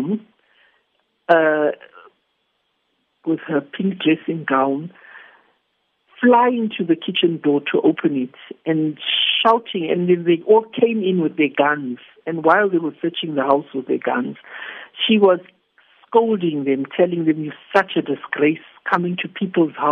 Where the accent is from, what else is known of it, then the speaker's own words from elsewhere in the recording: Zimbabwe; moved away as an adult; now in South Africa; I come from Zimbabwe